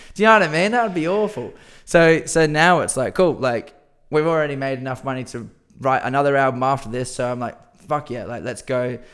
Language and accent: English; Perth, Western Australia, Australia; we're from Perth